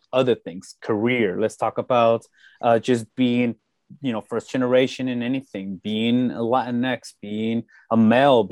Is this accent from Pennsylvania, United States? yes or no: no; Salinas, California, United States; moved away as an adult; now in San Jose, United States; I'm originally from Salinas, California, the good old 831, the salad bowl